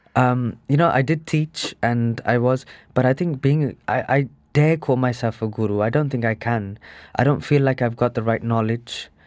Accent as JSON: {"language": "English", "town": "Birmingham", "region": "West Midlands", "country": "United Kingdom", "tie": "born or raised there", "said": "I was born in Birmingham, um, in nineteen eighty-four."}